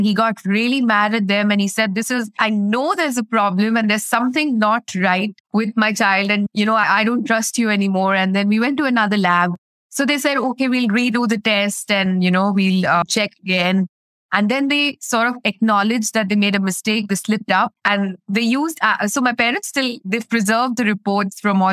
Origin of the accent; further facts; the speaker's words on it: India; I'm from India